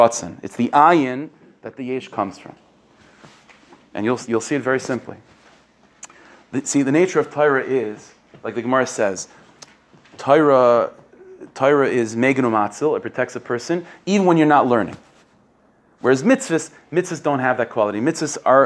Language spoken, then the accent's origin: English; United States; being an American